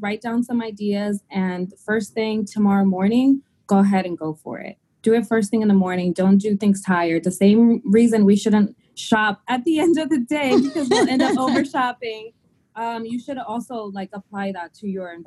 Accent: Dominican Republic; now in United States; I am an immigrant, and we're from the Dominican Republic

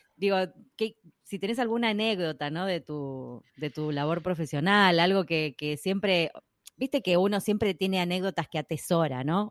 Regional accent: Argentina; por lo menos acá en Argentina, bueno, … vive en Estados Unidos, pero las dos somos argentinas

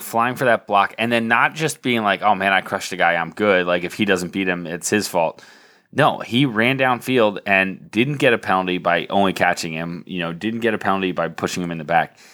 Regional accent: Lancaster County, Pennsylvania, United States; growing up in Lancaster County in the nineties

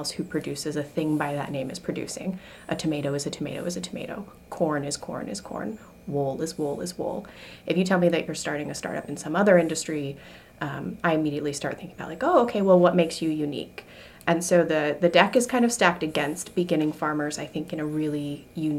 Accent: Wyoming, United States; also born or lived in Colorado; now in Maine, United States; I'm from Wyoming myself. My grandfather had a cattle ranch in South Dakota, and then I grew up in Wyoming and Colorado.

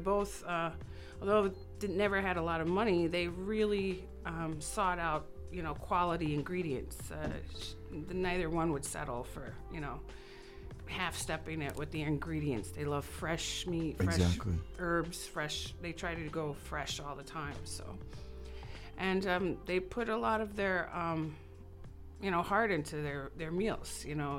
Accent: New York, United States; moved away as an adult; Well, I'm a transplant from New York.

